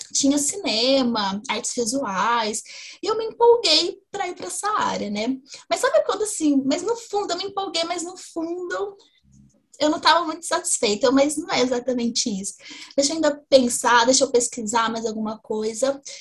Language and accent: Portuguese; interior of São Paulo, Brazil; now in Ribeirão Preto, Brazil; eu sou do interior de São Paulo